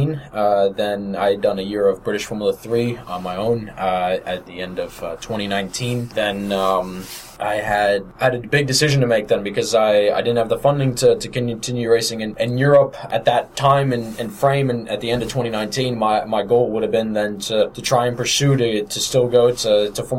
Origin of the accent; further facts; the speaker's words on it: United States; As an American coming over there